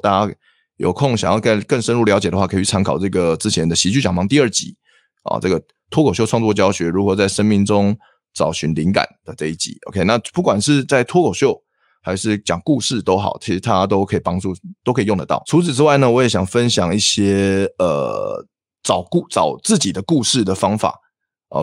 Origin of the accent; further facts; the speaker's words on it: Taiwan; 我们台湾人很喜欢的笑点在大陆里面很行不通